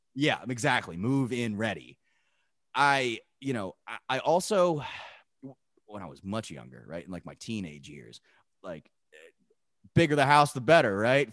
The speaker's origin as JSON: {"language": "English", "town": "Pittstown", "region": "New Jersey", "country": "United States", "tie": "born or raised there", "said": "me growing up in Pittstown"}